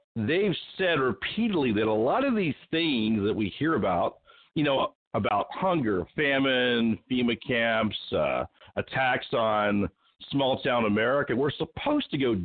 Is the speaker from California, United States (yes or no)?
yes; Sacramento, California, United States; also born or lived in Anaheim; And I know I grew up there in Sacramento and in Anaheim. My father was in the U.S. Air Force.